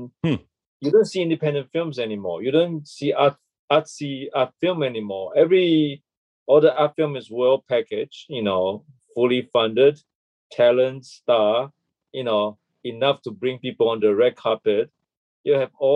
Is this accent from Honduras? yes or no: no; Malaysia; moved away as an adult; also born or lived in Toronto, Canada / Los Angeles, United States / New York, United States / Bangkok, Thailand; now in Taipei, Taiwan; And I was born in Malaysia, and I left Malaysia when I was 18.